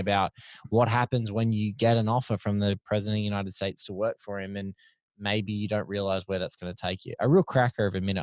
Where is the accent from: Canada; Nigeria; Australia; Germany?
Australia; we're both Aussies